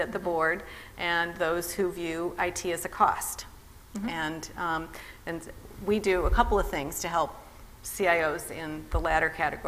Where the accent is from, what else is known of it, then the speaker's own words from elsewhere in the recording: Midwest, United States; now in California, United States; I grew up in the Midwest